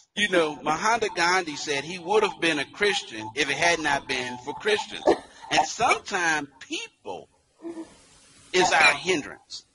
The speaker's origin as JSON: {"language": "English", "town": "Dayton", "region": "Ohio", "country": "United States", "tie": "born or raised there", "said": "a native, as you mentioned, of Dayton, Ohio"}